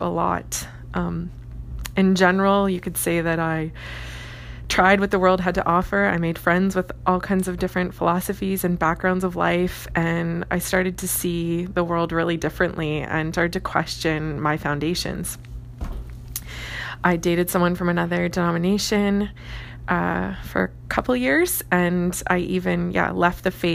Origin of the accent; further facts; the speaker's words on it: Woodslee, Ontario, Canada; I grew up in Southern Ontario, specifically called Essex County, and a farming community called Woodsley.